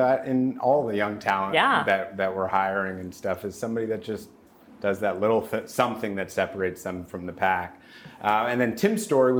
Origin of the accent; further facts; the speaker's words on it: Los Angeles, California, United States; also born or lived in New Haven; So I grew up in Los Angeles. I went to Crossroads High School in Santa Monica.